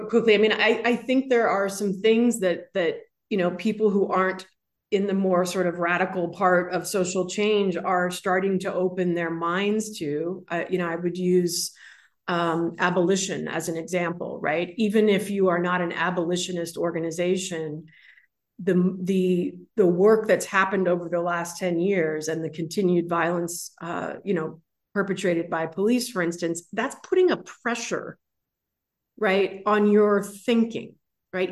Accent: San Francisco, California, United States; growing up in San Francisco

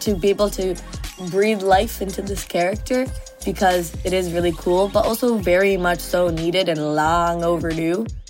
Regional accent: Mississauga, Ontario, Canada; moved away as an adult; first time ever leaving my suburb of Mississauga

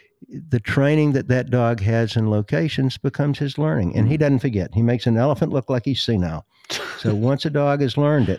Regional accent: the South, United States; When I was a kid growing up in the South, there were no hockey teams.

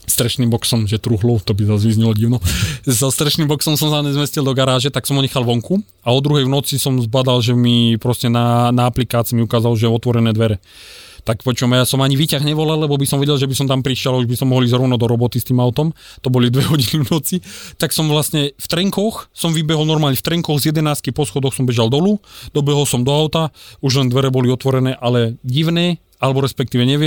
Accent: Púchov, Trenčín Region, Slovakia; Uh, Puchov.

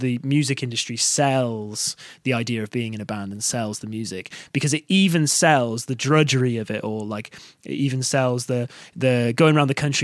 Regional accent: Barry, Wales, United Kingdom; also born or lived in Cardiff; I'm actually from Barry originally as well, so that's just like a town just outside of Cardiff

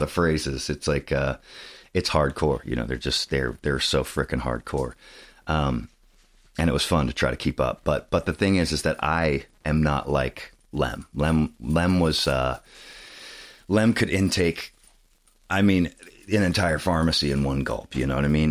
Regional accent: Saratoga, California, United States; I grew up in Saratoga, which is covered in redwood trees

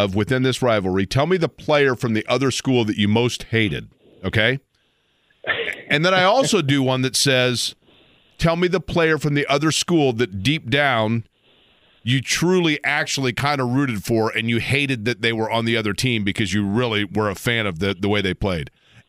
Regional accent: Indianapolis, Indiana, United States; myself growing up in Indy

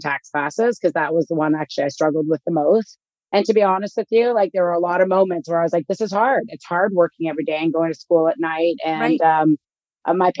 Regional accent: Canada; I grew up in Canada

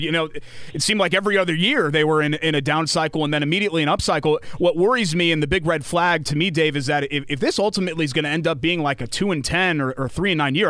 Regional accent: Connecticut, United States; moved away as an adult; also born or lived in Indiana; now in Indianapolis, United States; So I'm originally from Connecticut.

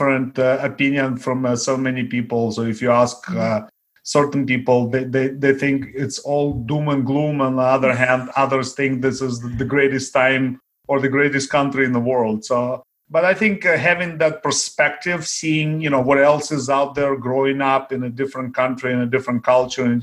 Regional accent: Ukraine; first language Russian; English is a second language; also born or lived in Daly City, California; now in Belmont, United States; Growing up in Ukraine, I was very poor

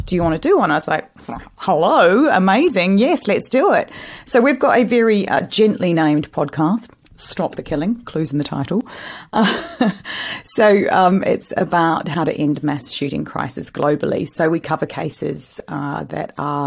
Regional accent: New Zealand; I'm Kiwi

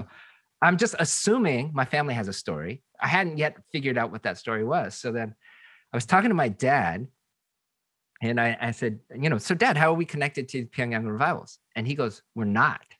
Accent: Seattle, Washington, United States; moved away as an adult; also born or lived in Boston; now in Southern California, United States; I grew up in Seattle, and uh, from the second grade till the twelfth grade, went to predominantly black schools.

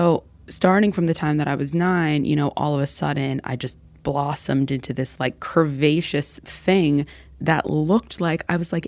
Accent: New York City, New York, United States; So I grew up in New York City, born and raised. We are a rare breed of human being that are still living there, unicorns.

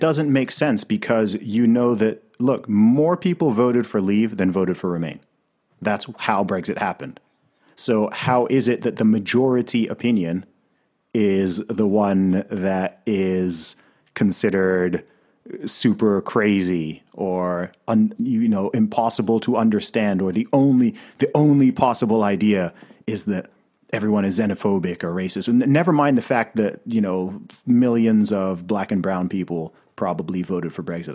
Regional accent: Saudi Arabia; also born or lived in Africa; now in United Kingdom; I grew up in Saudi Arabia

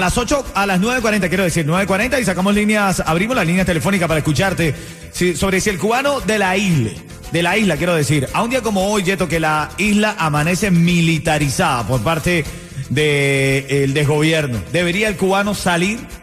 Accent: Venezuela; now in Miami, United States; como venezolano, de la libertad de mi país, de Venezuela

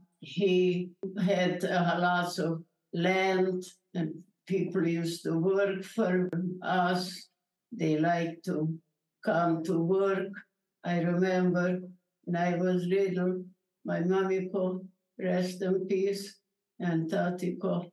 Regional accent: Berehove, Zakarpattia Oblast, Ukraine; English is a second language; I'm a Holocaust survivor, and I'm from Czechoslovakia.

